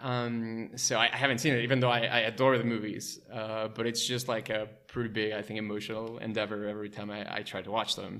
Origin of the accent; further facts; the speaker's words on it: Mexico City, Mexico; also born or lived in Wisconsin; I was born and raised in Mexico City